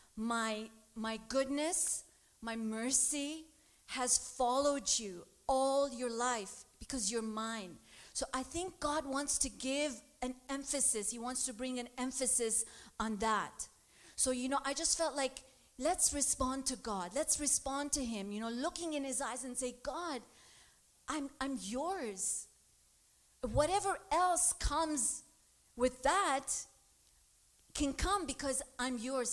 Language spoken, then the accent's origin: English; Lebanon; moved away; I grew up in Lebanon